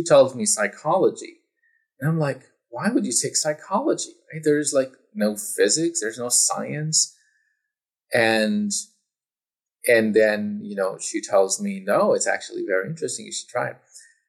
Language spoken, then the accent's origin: English; Saudi Arabia; also born or lived in Pakistan / United States; So I was born in Pakistan and grew up partly in Saudi Arabia and partly in the United States.